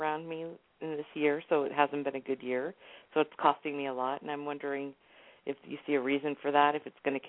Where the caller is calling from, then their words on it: California, United States; I'm calling from California.